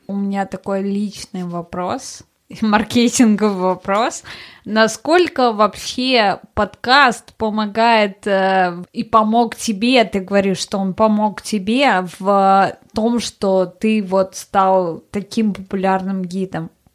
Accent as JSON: {"language": "Russian", "country": "Russia", "moved": "yes", "said": "я из России"}